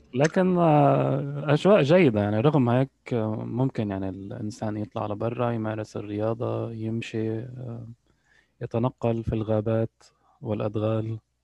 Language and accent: Arabic; Lebanon; moved away as an adult; also born or lived in United Arab Emirates; now in Canada; أنا ولدت في لبنان وقضيت يعني معظم معظم طفولتي إلى حين يعني تخرجت من الجامعة